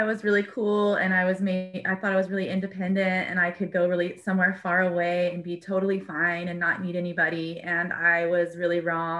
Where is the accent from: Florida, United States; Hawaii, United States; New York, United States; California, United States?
California, United States; Southern; moved away; also born or lived in Mississippi / Oregon; Didn't really fit in the South. We grew up in Southern California. And I was sort of the California Valley girl and just didn't have that vibe down in Mississippi at all.